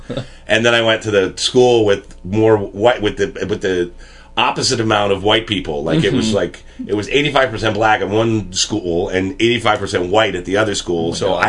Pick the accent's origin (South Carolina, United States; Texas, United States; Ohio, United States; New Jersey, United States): New Jersey, United States; Plainfield; I grew up in New Jersey in a town called Plainfield, New Jersey. Predominantly black mm-hmm. town. It was like 85% black.